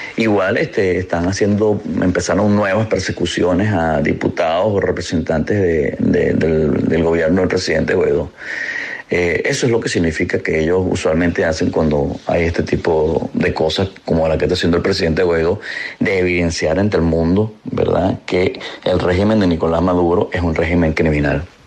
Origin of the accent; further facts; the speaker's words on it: Venezuela; Como venezolano